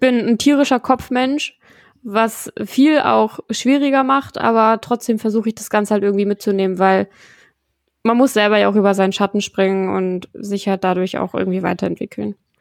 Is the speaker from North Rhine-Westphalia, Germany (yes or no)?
no; Lower Saxony, Germany; wir kommen alle aus Niedersachsen